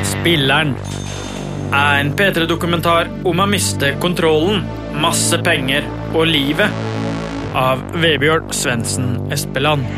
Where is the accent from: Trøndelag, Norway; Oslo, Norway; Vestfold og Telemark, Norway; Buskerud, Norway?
Vestfold og Telemark, Norway; Bø; Jeg er fra Bø i Telemark.